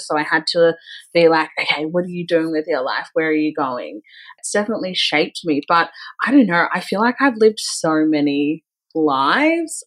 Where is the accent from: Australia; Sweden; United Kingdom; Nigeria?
Australia; Melbourne, Victoria; I'm originally from Melbourne, in like suburbia Melbourne, and I grew up in a pretty like white suburban town.